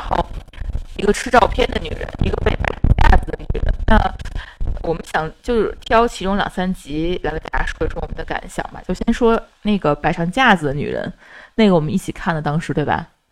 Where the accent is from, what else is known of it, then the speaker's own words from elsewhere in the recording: near Huangsi, Dongcheng, Beijing, China; 小时候住在黄寺那附近